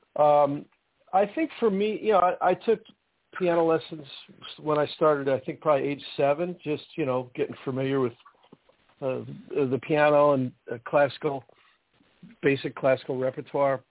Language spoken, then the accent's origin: English; New Jersey, United States; I grew up in New Jersey